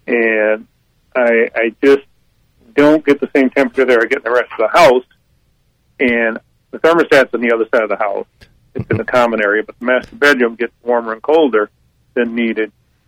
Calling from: Holly Springs, North Carolina, United States; Holly Springs

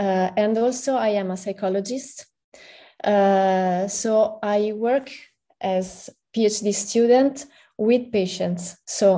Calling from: Milan, Lombardy, Italy; I'm in Milan. It's 6 p.m. right here, right now.

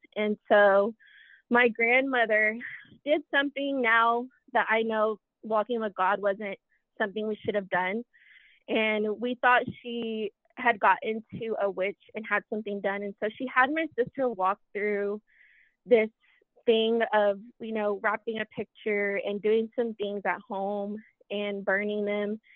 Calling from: Lubbock, Texas, United States; I'm calling from Lubbock, Texas

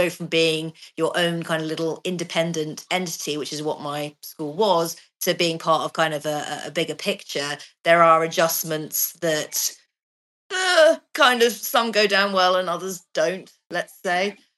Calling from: Portugal; I'm actually joining you from Portugal.

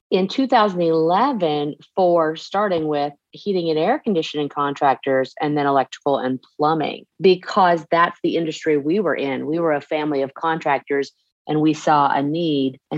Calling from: Dalton, Georgia, United States; I am joining you from Dalton, Georgia. And if you didn't know it, Dalton is the carpet capital of the world.

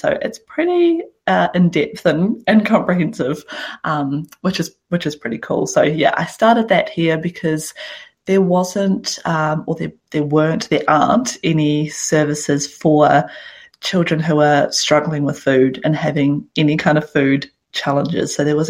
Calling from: Christchurch, Canterbury, New Zealand; I am calling in from Christchurch

